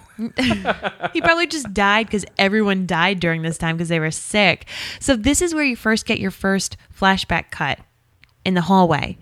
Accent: Rhode Island, United States; We're from Rhode Island

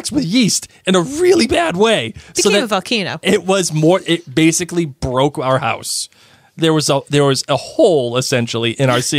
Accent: Massachusetts, United States; I'm from Massachusetts.

